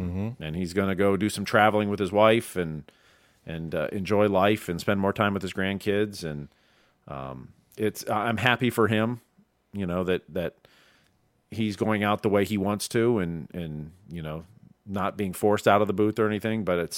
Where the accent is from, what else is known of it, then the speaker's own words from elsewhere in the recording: Ohio, United States; I grew up in Ohio listening to Reds games